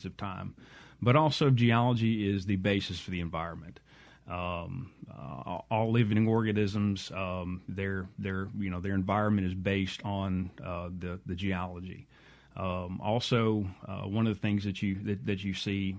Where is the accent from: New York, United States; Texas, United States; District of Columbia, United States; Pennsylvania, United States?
Texas, United States; San Antonio; now in Mississippi, United States; as a kid growing up in San Antonio, Texas